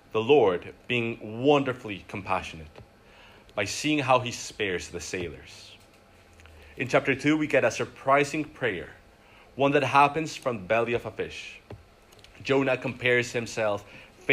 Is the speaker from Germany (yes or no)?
no; Glasgow, Scotland, United Kingdom; I'm from Glasgow